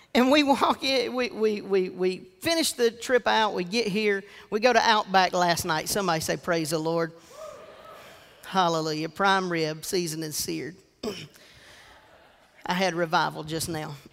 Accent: Georgetown, South Carolina, United States; I was raised in Georgetown, South Carolina.

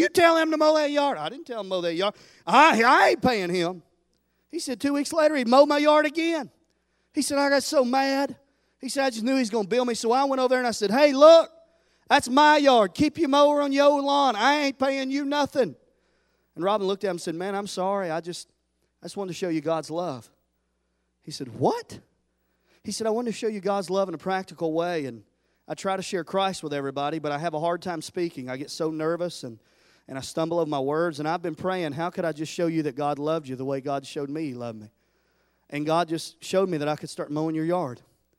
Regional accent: Tennessee, United States; I always said, I'm from Tennessee. I've always said Memphis, best barbecue, till I came right here in North Carolina.

